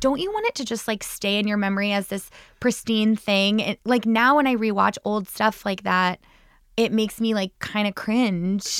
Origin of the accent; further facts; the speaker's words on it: New Jersey, United States; also born or lived in Chicago; now in New York, United States; I'm from New Jersey